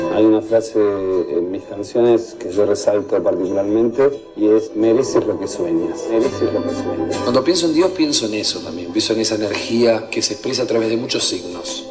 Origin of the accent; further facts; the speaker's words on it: Barracas, Buenos Aires, Argentina; Nací en Barracas